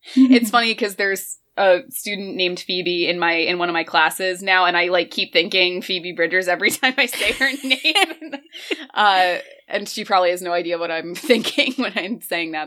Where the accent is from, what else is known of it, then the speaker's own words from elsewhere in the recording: near North Jersey, New Jersey, United States; I actually grew up like right near North Jersey too